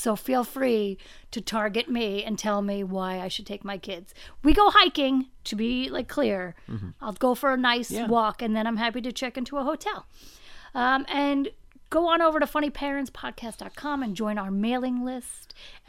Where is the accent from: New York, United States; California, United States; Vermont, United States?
New York, United States; I'm from New York.